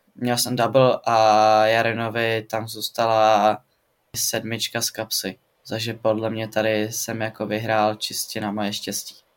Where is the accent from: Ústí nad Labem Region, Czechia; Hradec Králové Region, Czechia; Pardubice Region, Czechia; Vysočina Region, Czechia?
Pardubice Region, Czechia; Pardubice; Studuju sportovní gymnázium tady u nás v Pardubicích